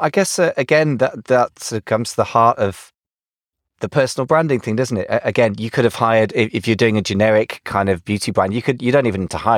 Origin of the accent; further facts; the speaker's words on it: United Kingdom; accent: English; now in United States; being British in America